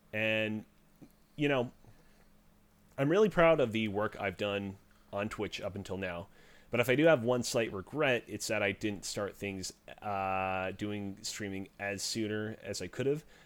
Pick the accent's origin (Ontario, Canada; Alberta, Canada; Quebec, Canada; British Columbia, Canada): Quebec, Canada; Montreal; I'm located in the great city of Montreal